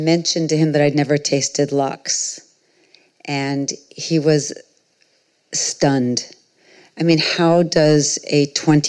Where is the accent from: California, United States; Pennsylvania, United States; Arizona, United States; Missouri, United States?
Arizona, United States; Phoenix; I grew up in Phoenix, Arizona